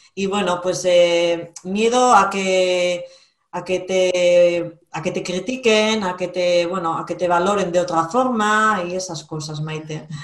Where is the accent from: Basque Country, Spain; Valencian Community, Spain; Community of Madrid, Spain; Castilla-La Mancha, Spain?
Basque Country, Spain; soy vasca, vivo en Vizcaya